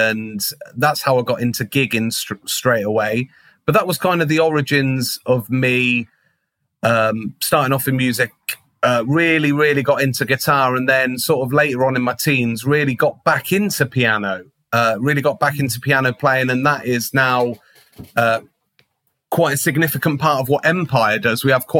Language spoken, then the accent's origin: English; Ketchum, Idaho, United States; which unfortunately is no longer there in Ketchum, which was like a specialist kind of Fender shop in my hometown.